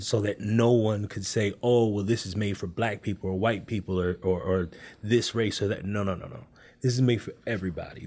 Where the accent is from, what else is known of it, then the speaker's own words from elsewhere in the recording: Oakland, California, United States; moved away; I'm originally from California.